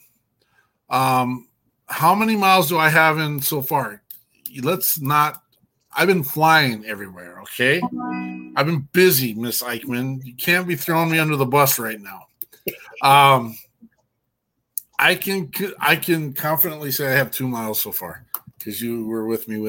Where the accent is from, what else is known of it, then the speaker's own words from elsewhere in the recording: Cody, Wyoming, United States; I'm from Cody, Wyoming. I'm about as hillbilly as they come